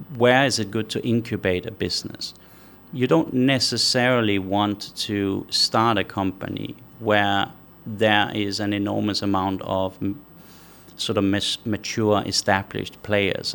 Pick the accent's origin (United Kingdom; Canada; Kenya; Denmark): Denmark; now in Qatar; I'm from Denmark originally, uh, five million people